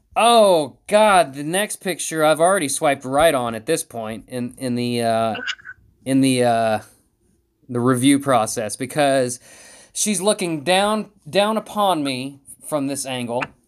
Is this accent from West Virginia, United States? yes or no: yes; West Virginia, United States; I'm from West Virginia.